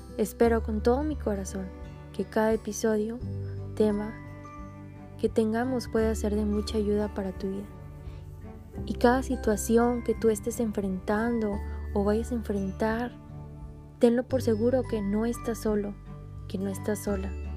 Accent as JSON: {"language": "Spanish", "town": "Monterrey", "region": "Nuevo León", "country": "Mexico", "tie": "born or raised there", "said": "soy originaria de Monterrey, Nuevo León"}